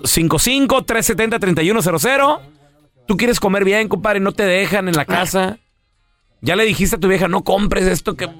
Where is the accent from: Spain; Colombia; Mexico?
Mexico; nosotros somos mexicanos